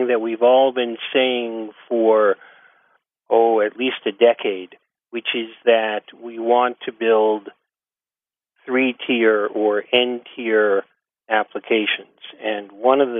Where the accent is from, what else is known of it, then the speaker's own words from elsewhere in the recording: New York, United States; accent: New York; also born or lived in Boston suburbs; now in Boston, United States; I am currently in Boston suburbs. Originally, I'm from Brooklyn, and I talk like this